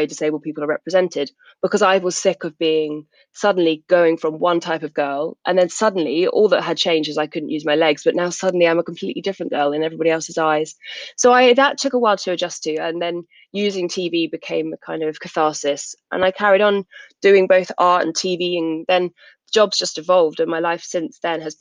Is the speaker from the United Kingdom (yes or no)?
yes; South England, United Kingdom; I grew up in South England